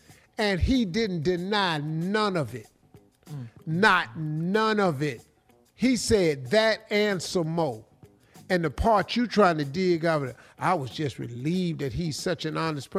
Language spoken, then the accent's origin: English; Cleveland, Ohio, United States; I'm from